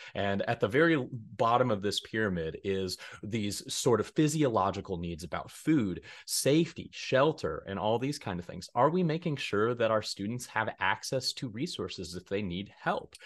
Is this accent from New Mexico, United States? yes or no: no; Denver, Colorado, United States; moved away as an adult; now in Hays, United States; I'm originally from Denver, Colorado